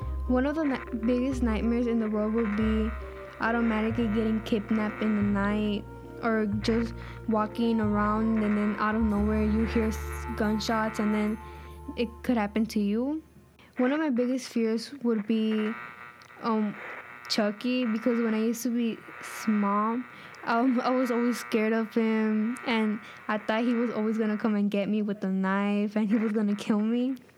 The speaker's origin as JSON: {"language": "English", "town": "Chicago", "region": "Illinois", "country": "United States", "said": "I'm 14 years old. I'm from Little Village."}